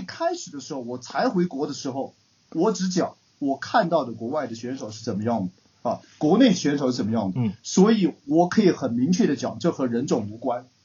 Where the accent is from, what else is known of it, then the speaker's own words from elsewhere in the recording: China; 作为一个教练， 作为一个中国人来讲哈